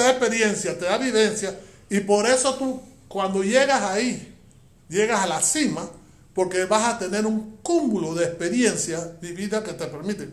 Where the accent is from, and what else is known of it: Panama